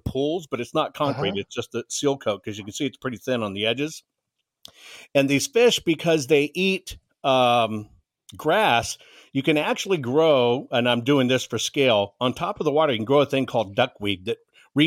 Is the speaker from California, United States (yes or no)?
no; San Antonio, Texas, United States; When I was a kid growing up in San Antonio, Texas, in the 70s